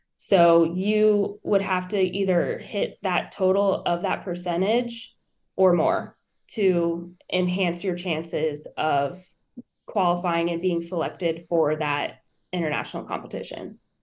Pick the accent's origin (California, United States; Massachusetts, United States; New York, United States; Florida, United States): Florida, United States; New Smyrna Beach; born and raised in New Smyrna. I'm a 12th generation Floridian